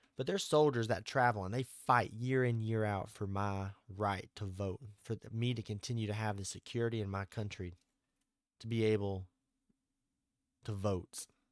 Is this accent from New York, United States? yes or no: no; Arkansas, United States; I'm from Arkansas